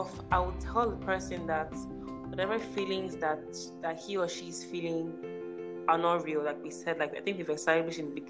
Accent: Port Harcourt, Rivers State, Nigeria; I'm from Port Harcourt

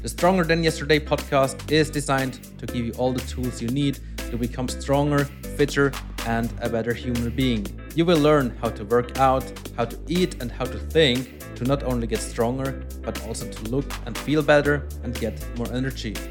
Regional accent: Switzerland; first language Swiss German; English is a second language; moved away as an adult; also born or lived in Brazil; this is where I grew up

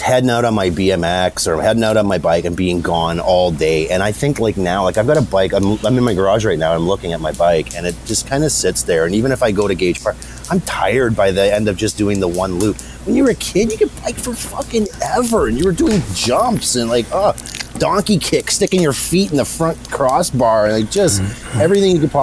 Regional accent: Toronto, Ontario, Canada; I grew up in East York in Toronto

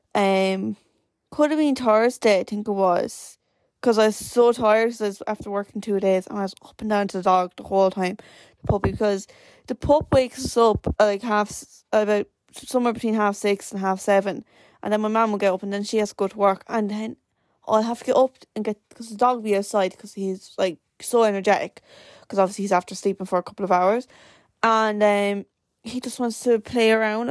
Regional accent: Wexford, Leinster, Ireland; I am from Wexford

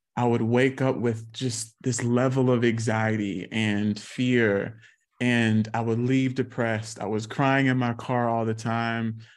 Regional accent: South Carolina, United States; I grew up in South Carolina

